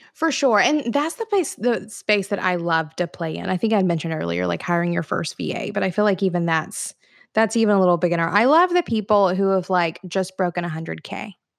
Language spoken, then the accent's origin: English; Florence, Alabama, United States; now in Chattanooga, United States; my hometown, though, Florence, Alabama